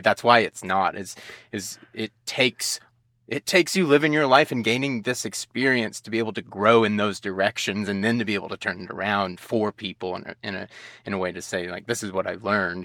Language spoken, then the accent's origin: English; United States; growing up in the United States